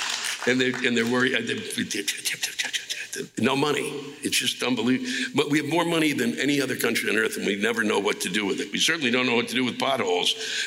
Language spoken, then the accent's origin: English; Puerto Rico; And yes, we are American. So check the fucking history books because Puerto Ricans were granted citizenship because we fought in every fucking war since 1917.